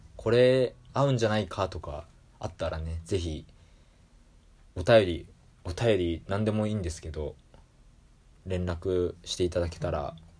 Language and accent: Japanese; Yokohama, Kanagawa, Japan; 僕地元が横浜市なんで